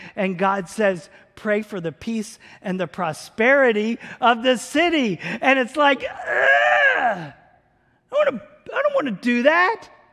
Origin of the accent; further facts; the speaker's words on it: around Philadelphia and New York, Northeast, United States; now in Tulsa, United States; I grew up in the Northeast. around big cities like Philadelphia and New York.